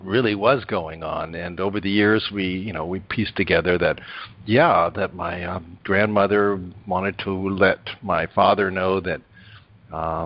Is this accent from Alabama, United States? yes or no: no; New York, United States; also born or lived in Rhinebeck, New York; I was born in New York, and my parents were very well off